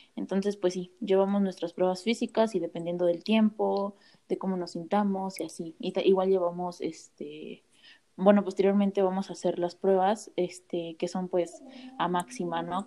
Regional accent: Sonora, Mexico; now in Querétaro, Mexico; actualmente vivo en Querétaro, pero soy de Sonora.

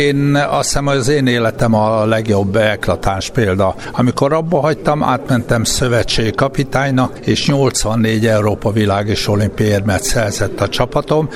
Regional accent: Szombathely, Vas, Hungary; also born or lived in Sárvár; a legbüszkébb a vasiságomra vagyok, hogy Sárváron születtem, hogy 9 évet szombathelyen éltem, és ott alapoztam meg a személyiségemet

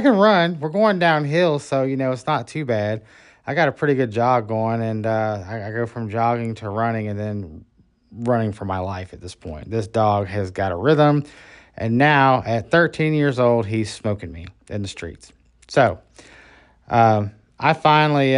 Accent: Orlando, Florida, United States; also born or lived in Birmingham, Alabama / Atmore, Alabama; I was raised in a little community outside of Orlando, Florida

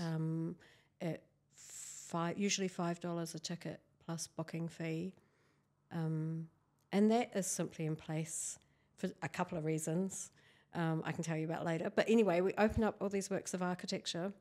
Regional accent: near Christchurch, Canterbury, New Zealand; I was born here in Waitaha, Canterbury

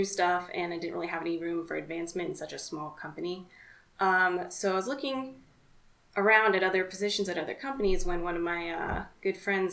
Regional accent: Arizona, United States; So I'm from Arizona, born and raised here, been here my whole life.

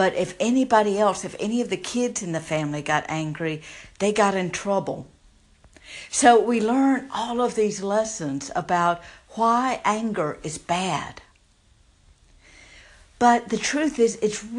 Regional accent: the South, United States; if you can't tell by my accent, I grew up in the South

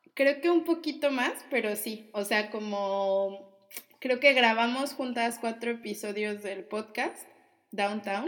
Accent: Mexico; moved away as an adult

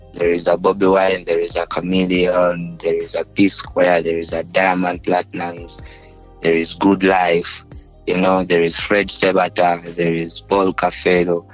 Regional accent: Uganda; people used to think I'm not from Uganda

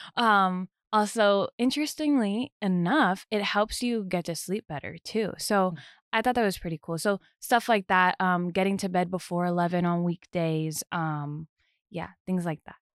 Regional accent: New Jersey, United States; moved away; I'm from Jersey, born and raised in New Jersey

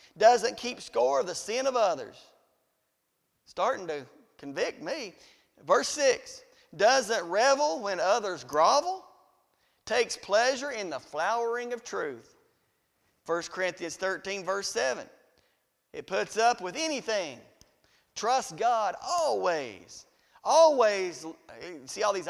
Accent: Riceville, United States; I'm from Riceville

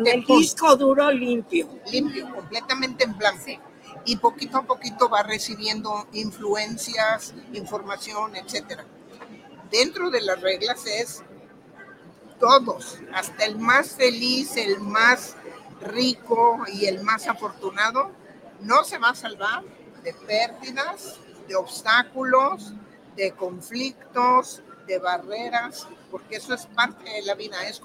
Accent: Guadalajara, Jalisco, Mexico; now in England; De aquí de Guadalajara. Vivo en Inglaterra porque me casé con un inglés. Vivo allá, pero soy orgullosamente jalisciense

